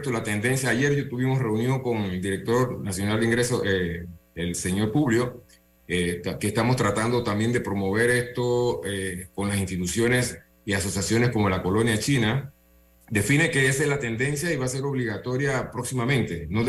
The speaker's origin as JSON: {"language": "Spanish", "country": "Panama", "said": "Nuestra empresa es panameña, nosotros somos de aquí de Panamá, hicimos todo el desarrollo en Panamá"}